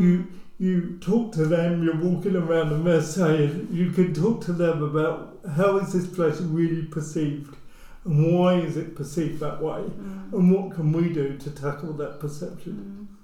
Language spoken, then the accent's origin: English; near Luton, East of England, United Kingdom; I grew up near Luton